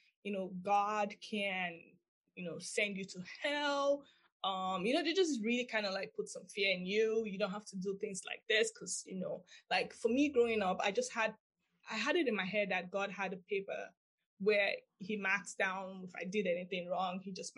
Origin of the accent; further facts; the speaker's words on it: Nigeria; moved away; I actually grew up in Nigeria